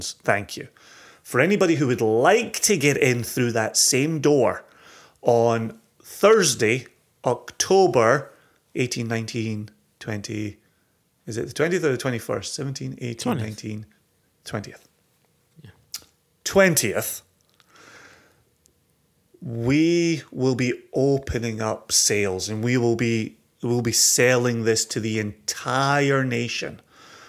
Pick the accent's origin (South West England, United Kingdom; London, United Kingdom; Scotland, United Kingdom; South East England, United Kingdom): Scotland, United Kingdom; I am such a Scotsman